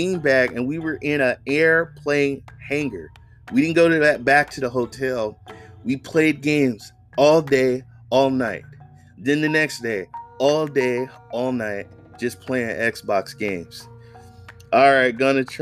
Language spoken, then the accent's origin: English; Raleigh, North Carolina, United States; also born or lived in Oakland, California; now in California, United States; I live in California, but I'm originally from Raleigh, North Carolina.